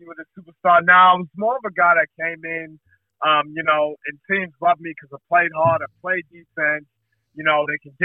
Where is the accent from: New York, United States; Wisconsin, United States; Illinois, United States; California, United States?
New York, United States; New York City; moved away; I'm originally from the U.S. So I come from Brooklyn, New York. Those are my stomping grounds